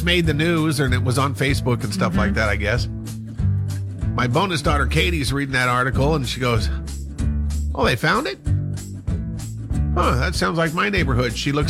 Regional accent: Montana, United States; I did grow up in Montana, but, you know, I mean, there's different ways of growing up in Montana.

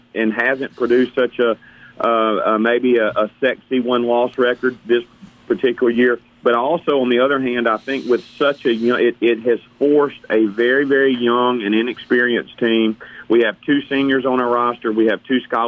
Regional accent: Hattiesburg, Mississippi, United States; I grew up here in Hattiesburg

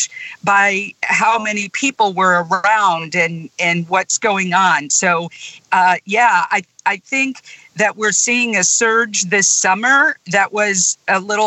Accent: Elkhart, Indiana, United States; now in Jackson County, Mississippi, United States; my hometown of Elkhart, Indiana, near the Michigan line

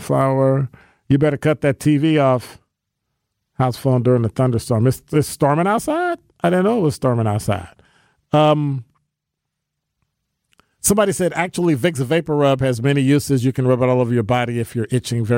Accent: Illinois, United States; now in Milwaukee, United States; I'm from Illinois

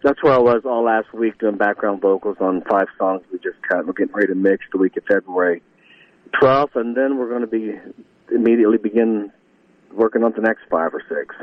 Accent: Northridge, Ohio, United States; grew up was actually in Northridge. Like I said, it, it was north of Dayton, so it was a smaller community

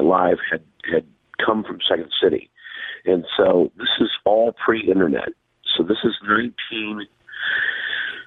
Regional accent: Tipton, Missouri, United States; moved away as an adult; also born or lived in Columbia, Missouri / Chicago; now in Los Angeles, United States; I came from Tipton

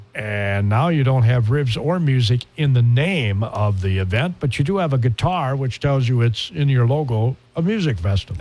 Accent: Spring Valley, Minnesota, United States; When I grew up in Spring Valley, Minnesota, they had a chicken barbecue every year

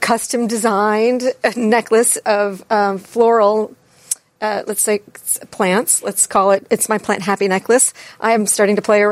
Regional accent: New England, United States; I'm from New England

